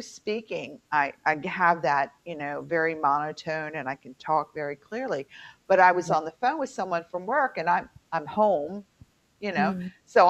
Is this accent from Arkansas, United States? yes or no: no; Baltimore, Maryland, United States; accent: Baltimore; I'm told I sound like I'm really from Baltimore because I had to go back to my Baltimore twang so that I could be understood at work.